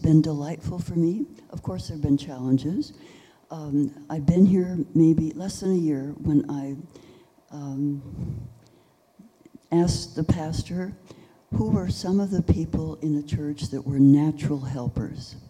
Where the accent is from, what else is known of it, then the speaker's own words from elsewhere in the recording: San Francisco, California, United States; I was born in San Francisco, went to medical school in Southern California